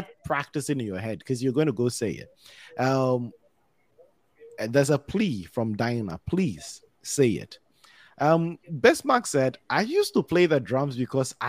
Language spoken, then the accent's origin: English; Ghana; a kid growing up in Ghana.